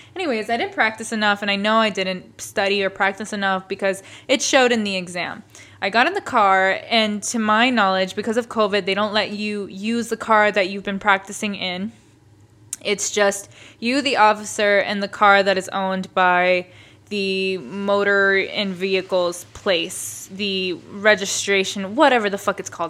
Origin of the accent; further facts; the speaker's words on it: Boston, Massachusetts, United States; growing up in the East Coast and growing up going to school in the city, we were all taught to take the M B T